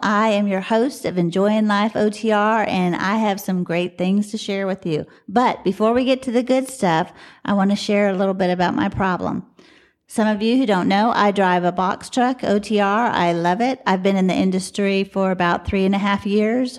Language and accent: English; Dallas, Texas, United States; I'm from Dallas